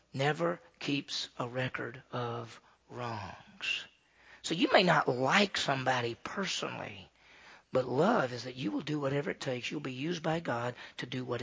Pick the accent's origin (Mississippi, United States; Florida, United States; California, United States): Mississippi, United States; Meridian; I grew up in the South, right? I grew up in Meridian, Mississippi.